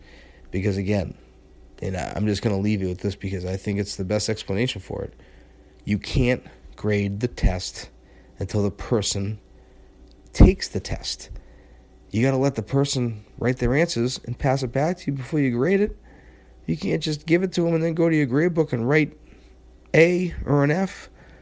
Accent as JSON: {"language": "English", "town": "Marlborough", "region": "Massachusetts", "country": "United States", "tie": "born or raised there", "also_born_or_lived": "Westborough, Massachusetts", "said": "I'm from Marlboro, Massachusetts, the town I grew up in, and I coached there until 2014."}